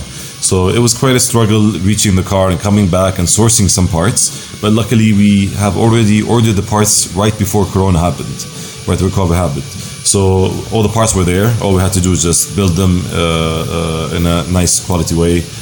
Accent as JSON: {"language": "English", "country": "Jordan", "tie": "born or raised there", "also_born_or_lived": "Cyprus", "moved": "yes", "lives_now": "Dubai, United Arab Emirates", "said": "I feel like I'm part of Jordan because I grew up there"}